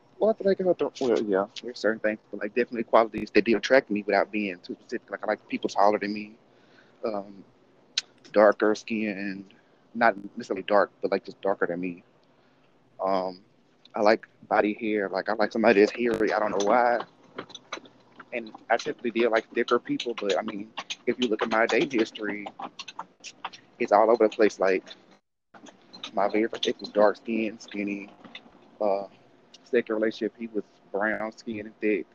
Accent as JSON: {"language": "English", "region": "Mississippi", "country": "United States", "tie": "born or raised there", "said": "growing up in Mississippi, and it's out of like 90% of the kids there were black"}